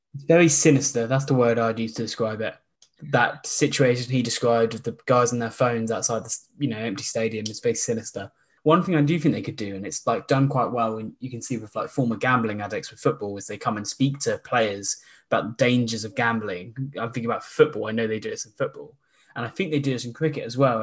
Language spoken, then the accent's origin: English; Surrey, South East England, United Kingdom; I'm actually from Surrey